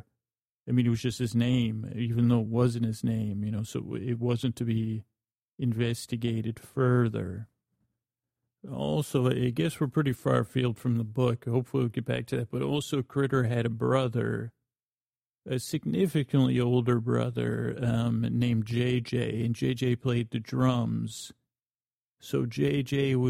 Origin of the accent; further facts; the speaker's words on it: Syracuse, New York, United States; I grew up in Syracuse, New York